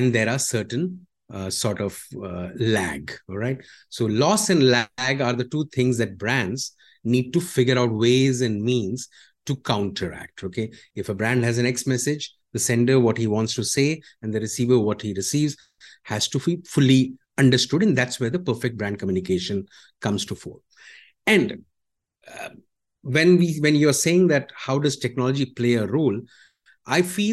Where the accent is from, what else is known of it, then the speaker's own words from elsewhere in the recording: India; now in Malaysia; I am from India